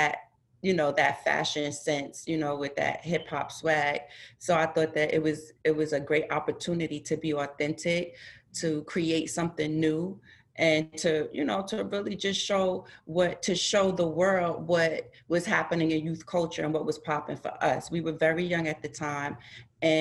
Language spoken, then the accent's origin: English; Mount Vernon, New York, United States; We're both from Westchester, New York. She's from Yonkers. I'm from Mount Vernon